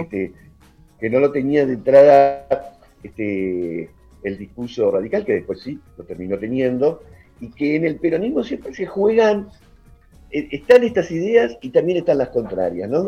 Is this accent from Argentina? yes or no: yes; Argentina; somos los argentinos, estamos desencontrados